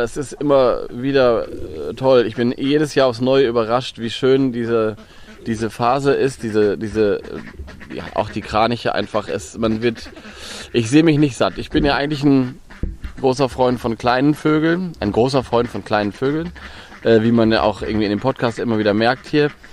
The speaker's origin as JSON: {"language": "German", "region": "Lower Saxony", "country": "Germany", "said": "Ich komme aus Niedersachsen, aber Niedersachsen hat eine lange Küste und sehr viel Watt"}